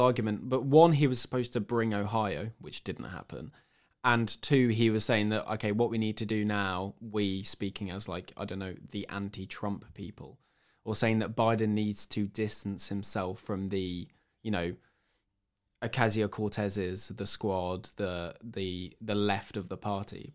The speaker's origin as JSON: {"language": "English", "town": "Cambridge", "region": "East of England", "country": "United Kingdom", "said": "I'm from Cambridge in the UK"}